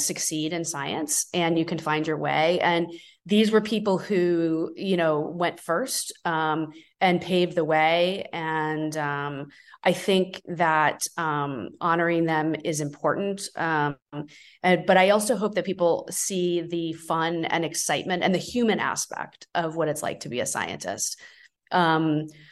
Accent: Florida, United States; I'm also from Florida

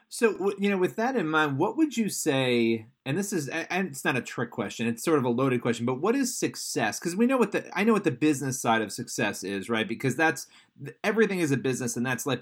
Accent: New York, United States; I'm a New Yorker

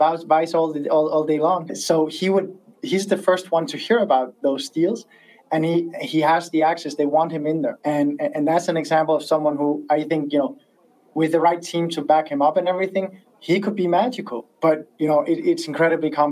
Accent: Denmark; I'm from Denmark

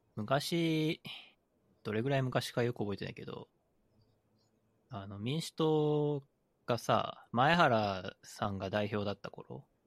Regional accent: Aichi, Japan; 僕愛知県出身なので、基本的に輸出産業の街なんですよ

